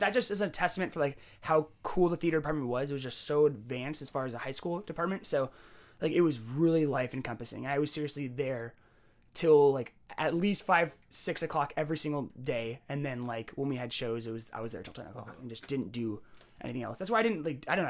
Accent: San Jose, California, United States; also born or lived in Bellingham; born and raised in San Jose

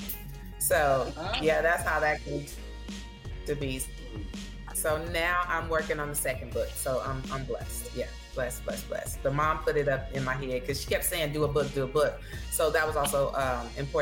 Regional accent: Oakland, California, United States; also born or lived in Houston, Texas; now in Texas, United States; I was born in Houston, Texas. So at the age of 6, my mom decided to leave my dad. And she drove myself and my two brothers across the country to California. So we were raised in Oakland

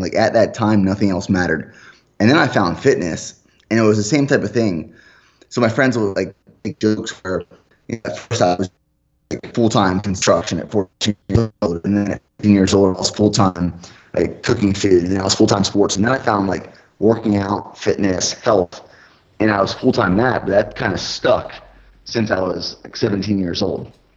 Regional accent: Pennsylvania, United States; moved away; my family back home, I'm from Pennsylvania originally

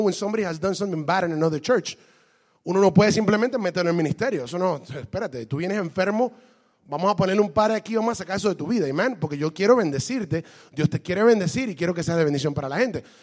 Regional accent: Brazil; Le digo, ¿por qué razón? Porque yo soy de Brasil.

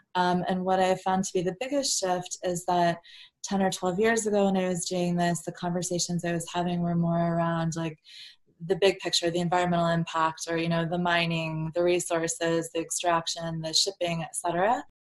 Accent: Virginia, United States; I grew up in Virginia

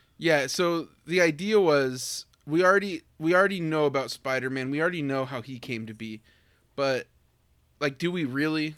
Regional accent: United States; me, as an American teen

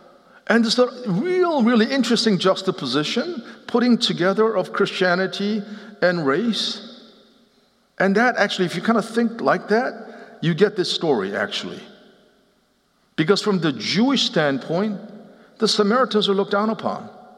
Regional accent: Seoul, South Korea; also born or lived in Philadelphia, United States; now in Nashville, United States; I grew up in partly in Seoul, Korea, and partly in Philadelphia, and until we moved to Nashville, Tennessee in 2006, racial realities, it was part of my identity

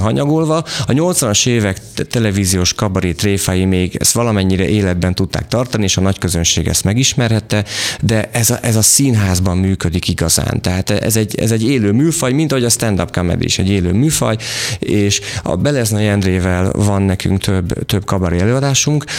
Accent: Vas, Hungary; moved away; én Vasmegyei vagyok

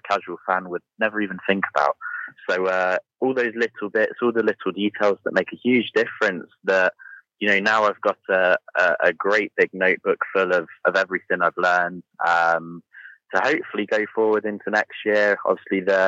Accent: United Kingdom; moved away; even coming from the UK

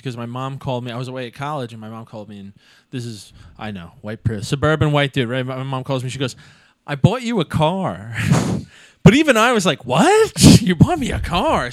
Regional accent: Long Island, New York, United States; we're from Long Island

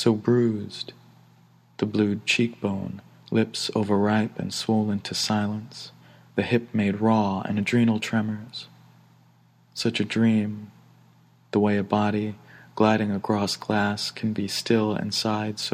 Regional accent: New York City, New York, United States; I grew up in Brooklyn, New York

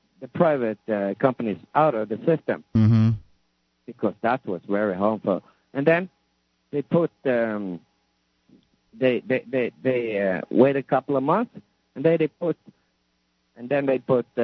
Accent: Norway; I'm from Norway

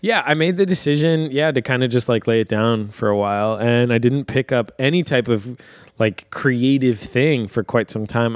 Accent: Virginia Beach, Virginia, United States; moved away as an adult; also born or lived in Harrisburg, Pennsylvania; now in Lancaster, United States; we're actually originally from Virginia Beach, Virginia, both of us, which is just a big suburban sprawl

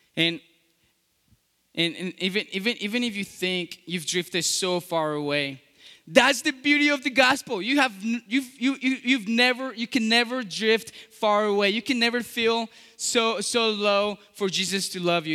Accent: Colombia; English is a second language; moved away; I was born in Colombia

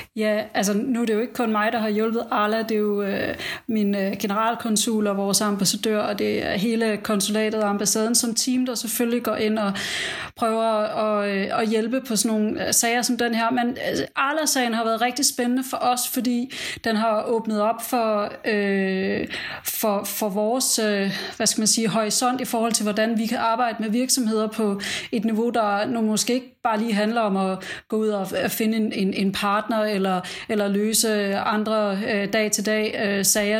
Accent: Denmark; now in United Arab Emirates

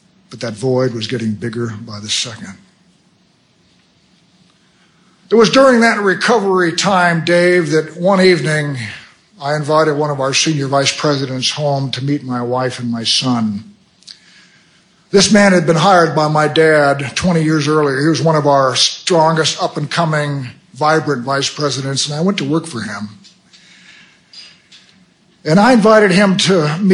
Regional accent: United States; I'm an American

